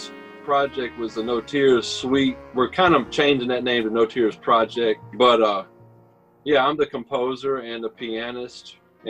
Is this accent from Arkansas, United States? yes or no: yes; North Little Rock, Arkansas, United States; moved away as an adult; also born or lived in Memphis, Tennessee / New York City; we both currently live in North Little Rock, but I'm actually from North Little Rock. So I was born and raised here, moved to Memphis, early 90s.